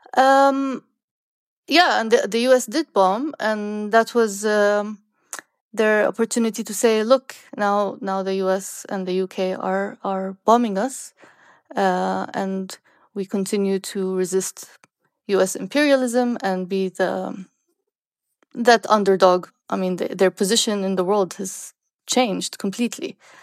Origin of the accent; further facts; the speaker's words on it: Sanaa, Amanat Al Asimah, Yemen; moved away; I grew up in Yemen. I, I finished high school in Yemen, in Sanaa.